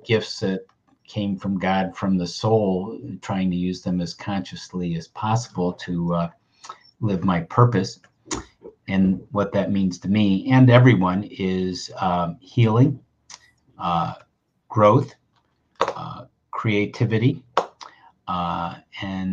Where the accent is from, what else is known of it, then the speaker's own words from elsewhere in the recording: Buffalo, New York, United States; the hospital I was born in Buffalo, New York